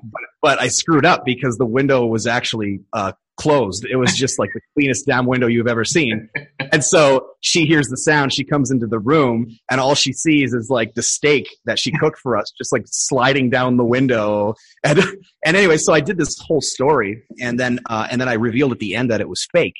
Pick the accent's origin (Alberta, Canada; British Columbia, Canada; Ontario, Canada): Alberta, Canada; Edmonton; moved away as an adult; now in Thailand; I was born in Edmonton, and that's where I stayed until I was in my early twenties.